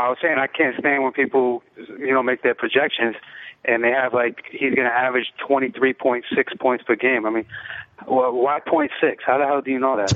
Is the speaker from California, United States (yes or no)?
no; New York City, New York, United States; also born or lived in Bronx / Brooklyn; I grew up in the Lower East Side